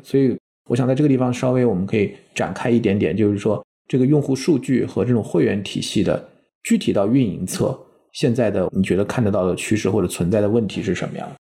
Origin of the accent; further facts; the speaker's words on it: China; 我们中国人